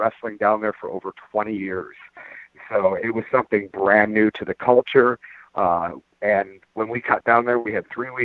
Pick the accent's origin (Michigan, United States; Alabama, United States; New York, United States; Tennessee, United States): Michigan, United States; Detroit; also born or lived in Florida; now in Pacific Northwest, United States; I grew up in Detroit. I was a loudmouth, long-haired, white kid who grew up in Detroit